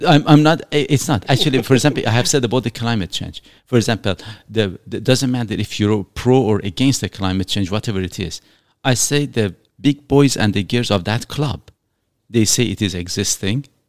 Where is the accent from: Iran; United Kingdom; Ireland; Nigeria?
Iran; now in Canada; I was born in Iran